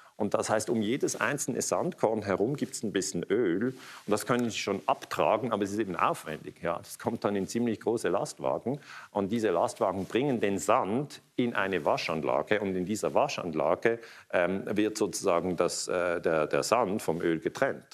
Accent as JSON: {"language": "German", "town": "Basel", "region": "Basel-Stadt", "country": "Switzerland", "said": "ich komme aus Basel"}